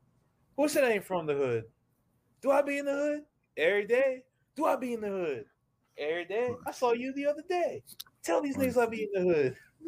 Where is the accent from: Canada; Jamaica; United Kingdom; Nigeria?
Jamaica; moved away; also born or lived in Miami; I'm from Jamaica.